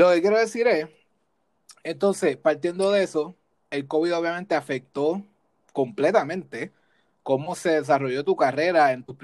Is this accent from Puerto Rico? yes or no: yes; Puerto Rico; now in United States; Cuando nos fuimos de Puerto Rico, que vinimos a Estados Unidos, yo empecé a ver más cómo funcionan las cosas en el área laboral